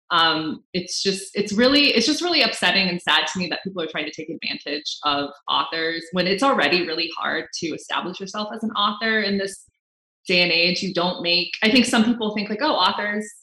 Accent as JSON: {"language": "English", "country": "United States", "said": "And I'm Filipino American. That's who I mm-hmm. am."}